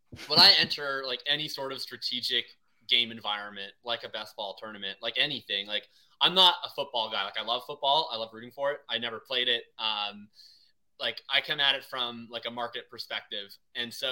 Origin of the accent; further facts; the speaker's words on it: Winnipeg, Manitoba, Canada; now in Vancouver, Canada; I'm from Winnipeg.